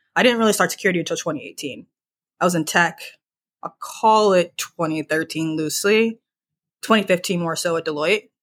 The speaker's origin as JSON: {"language": "English", "town": "Charlottesville", "region": "Virginia", "country": "United States", "also_born_or_lived": "Pittsburgh", "said": "I'm from the D N V area, so, Virginia"}